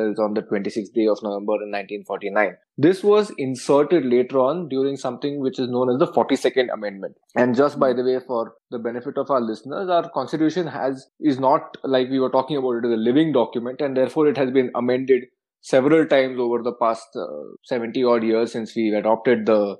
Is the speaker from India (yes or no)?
yes; India